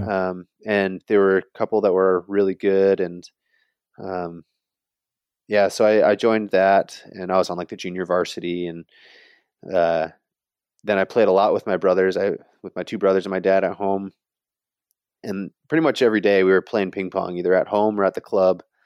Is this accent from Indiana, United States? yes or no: yes; South Bend, Indiana, United States; I grew up in South Bend, Indiana